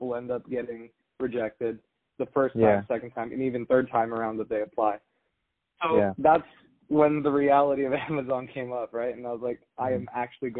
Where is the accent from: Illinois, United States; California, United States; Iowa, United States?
California, United States; the Bay Area; moved away as an adult; I grew up in the Bay. I went to college in the Bay